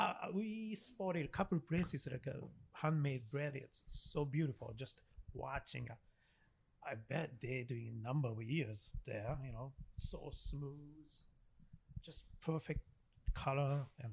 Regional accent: Miyagi, Japan; That's I came from. Sho and I came from Miyagi Prefecture.

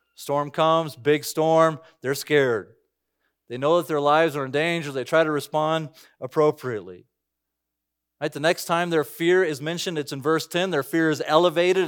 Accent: United States; I'm an American citizen.

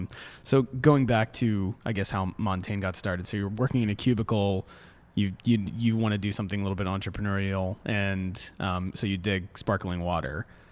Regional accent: Orlando, Florida, United States; I mean, growing up in Orlando, you know, I mean, there's any number of natural springs to kind of, you know, pick and choose from

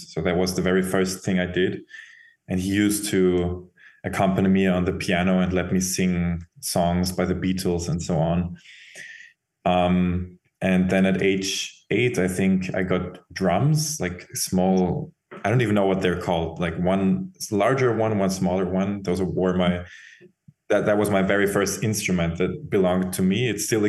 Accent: Vienna, Austria; From Vienna.

